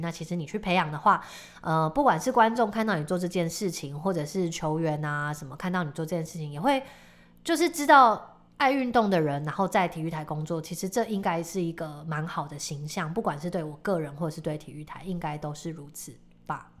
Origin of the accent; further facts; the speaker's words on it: Tainan, Taiwan; also born or lived in Taipei; 因为我是台南人